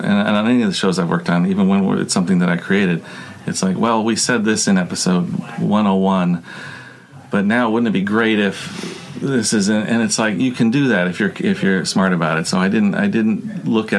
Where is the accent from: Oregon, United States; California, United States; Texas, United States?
California, United States; Los Angeles; I'm from Los Angeles